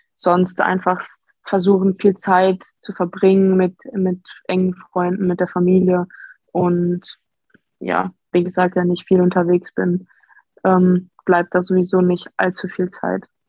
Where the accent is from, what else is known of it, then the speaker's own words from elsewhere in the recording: Dortmund, North Rhine-Westphalia, Germany; ich bin in Dortmund geboren